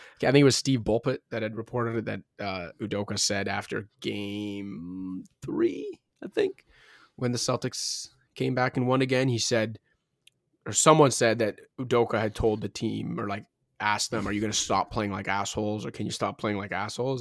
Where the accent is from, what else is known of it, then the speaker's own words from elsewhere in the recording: Toronto, Ontario, Canada; Currently in Scarborough, though, shout out Scarborough, my hometown